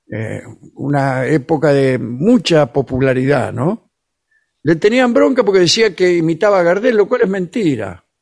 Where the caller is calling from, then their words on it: Seattle, Washington, United States; de Seattle, Washington, estado de Washington, ¿no?